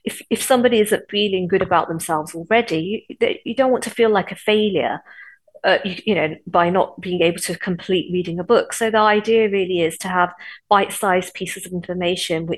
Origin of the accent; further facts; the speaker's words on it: Coventry, West Midlands, United Kingdom; Growing up in Coventry, it was quite racist in the 70s